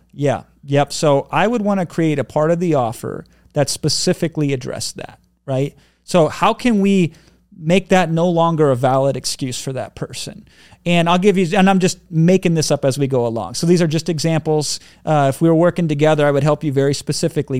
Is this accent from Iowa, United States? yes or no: yes; Iowa, United States; I grew up in Iowa